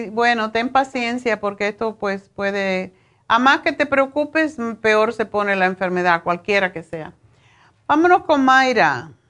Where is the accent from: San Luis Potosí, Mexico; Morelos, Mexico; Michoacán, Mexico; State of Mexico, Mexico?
Michoacán, Mexico; ¿Tú eres mexicana? Sí, yo soy de Michoacán, sí. Pero no sé si en México se llama el nabo de otra forma.